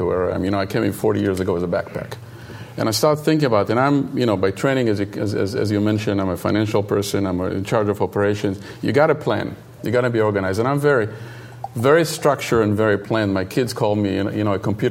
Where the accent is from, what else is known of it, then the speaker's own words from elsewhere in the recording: Israel; English is a second language; moved away as an adult; now in United States; growing up in Israel, it's when I was growing up, it was very, very, very interesting time. My parents are from Yemen originally